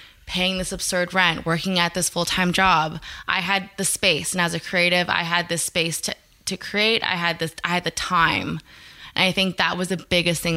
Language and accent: English; Canada; also born or lived in New York; as a Canadian